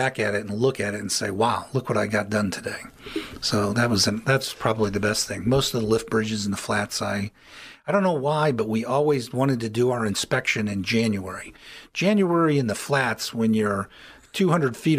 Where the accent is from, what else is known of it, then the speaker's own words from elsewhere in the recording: Elyria, Ohio, United States; also born or lived in Akron; I grew up in Elyria